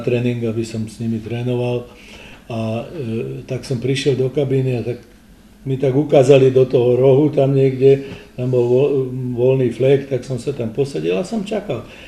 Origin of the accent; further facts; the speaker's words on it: Slovakia; also born or lived in Romania; my teda Slovám v Čechách